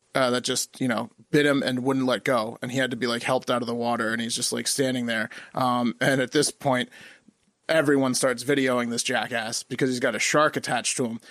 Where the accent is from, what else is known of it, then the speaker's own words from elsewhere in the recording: Virginia, United States; we're from Virginia